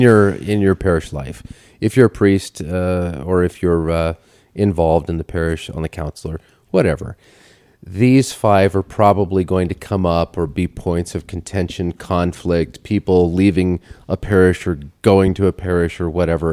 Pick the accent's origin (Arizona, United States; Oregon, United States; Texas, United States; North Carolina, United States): Oregon, United States; Portland; I grew up in Portland